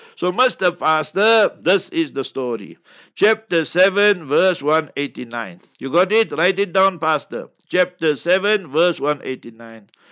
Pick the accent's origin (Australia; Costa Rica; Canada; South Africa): South Africa; Heidelberg, Gauteng; moved away; I personally will be in Heidelberg, my hometown, mashallah. And that is where I sp-, I was born and spread my initial years.